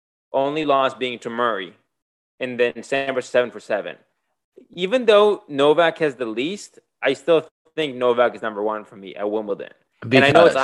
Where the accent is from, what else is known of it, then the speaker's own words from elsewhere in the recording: Israel; moved away; I grew up playing tennis in Israel.